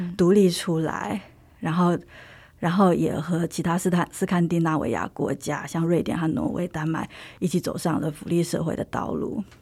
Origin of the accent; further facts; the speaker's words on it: Taiwan; moved away as an adult; now in Sweden; 我就是很典型的从台湾长大的孩子